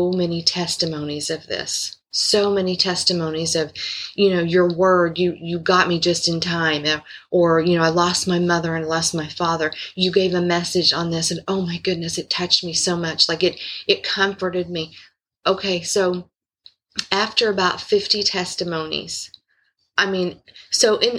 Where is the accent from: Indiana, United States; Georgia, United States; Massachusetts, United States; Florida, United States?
Indiana, United States; I'm from Indiana